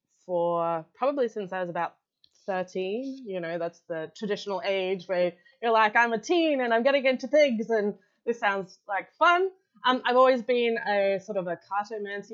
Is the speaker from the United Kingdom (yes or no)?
no; Australia; I'm Australian